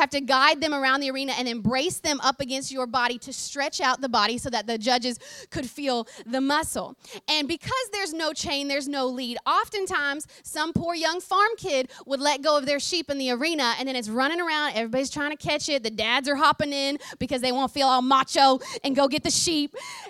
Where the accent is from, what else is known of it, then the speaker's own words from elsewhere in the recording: Oklahoma, United States; accent: twang; I grew up on a farm in the great state of Oklahoma, and I am way more country than y'all realize. My accent has become a little bit more of a hybrid recently, but if you get me in a moment of real excitement, then the twang comes out real strong.